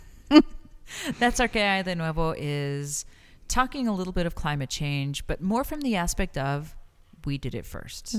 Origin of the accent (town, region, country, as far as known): El Paso, Texas, United States; born or raised there; moved away as an adult; also born or lived in New York; now in Las Cruces, United States